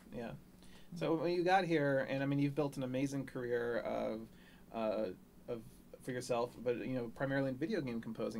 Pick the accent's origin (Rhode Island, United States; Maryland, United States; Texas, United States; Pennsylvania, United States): Maryland, United States; now in Los Angeles, United States; I was born in Maryland